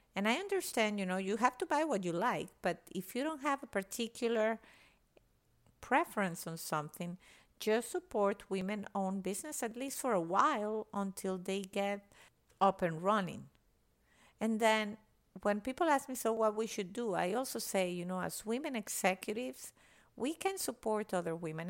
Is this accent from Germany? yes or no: no; Venezuela; moved away as an adult; now in United States; I was born and raised in Venezuela